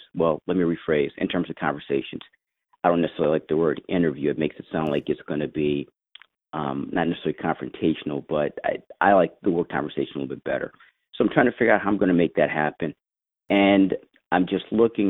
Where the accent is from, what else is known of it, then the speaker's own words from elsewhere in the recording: St. Louis, Missouri, United States; now in Washington, D.C., United States; Originally, I was born and raised in St. Louis, Missouri, here in the United States. And I currently reside in the Washington, D.C. metro area.